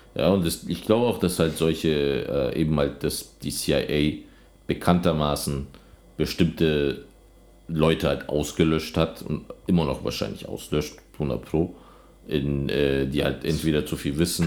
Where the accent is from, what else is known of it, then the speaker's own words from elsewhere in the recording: Germany; now in Berlin, Germany; als Deutscher